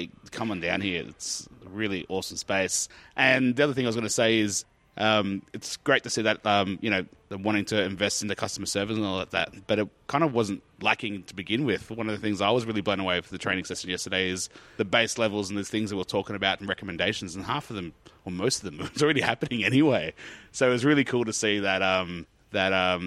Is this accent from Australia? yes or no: yes; Sydney, New South Wales, Australia; now in Canberra, Australia; I grew up in Sydney, but Sydney. All across, so more North Shore